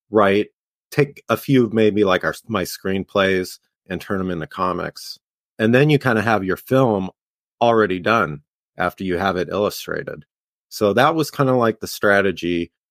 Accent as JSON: {"language": "English", "town": "Los Angeles", "region": "California", "country": "United States", "said": "I'm from LA. I'm from like the Lockerson, Glendale area, so kind of like a suburb in Los Angeles."}